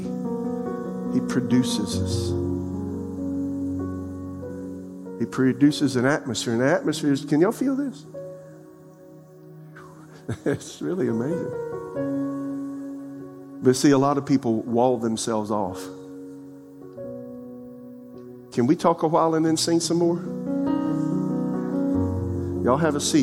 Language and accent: English; Florence, South Carolina, United States; now in Raleigh, United States; my father build the house I was raised in South Carolina and Florence